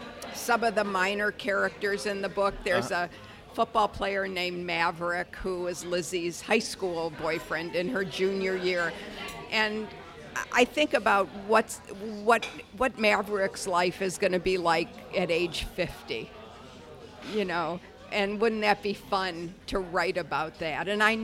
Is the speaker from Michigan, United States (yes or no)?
yes; Detroit, Michigan, United States; born or raised there